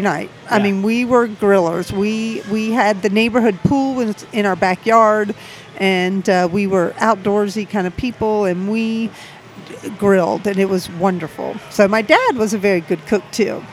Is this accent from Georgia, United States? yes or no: yes; Savannah, Georgia, United States; now in Atlanta, United States; I grew up in Savannah, Georgia.